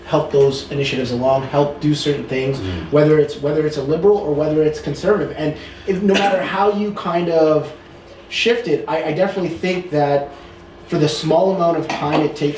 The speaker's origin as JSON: {"language": "English", "country": "Canada", "said": "I am kind of proud as a Canadian"}